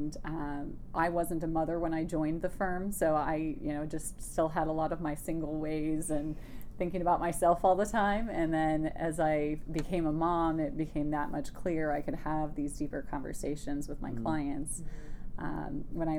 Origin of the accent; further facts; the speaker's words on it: Wisconsin, United States; But I grew up primarily in Wisconsin, and we moved around quite a bit when I was young.